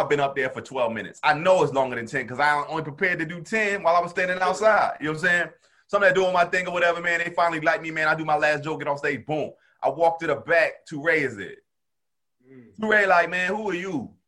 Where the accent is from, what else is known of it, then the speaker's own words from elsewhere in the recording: Camden, New Jersey, United States; I'm from Camden, though.